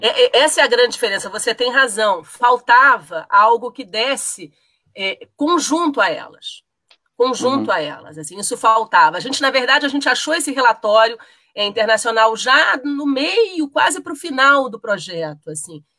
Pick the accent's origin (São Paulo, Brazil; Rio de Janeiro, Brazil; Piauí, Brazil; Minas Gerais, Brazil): Rio de Janeiro, Brazil; now in Brasília, Brazil; Eu sou carioca de origem, mas já radicada em Brasília há muito tempo.